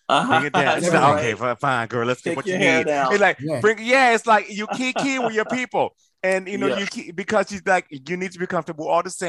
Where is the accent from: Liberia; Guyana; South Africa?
Liberia; moved away; we both came together because we were Liberian.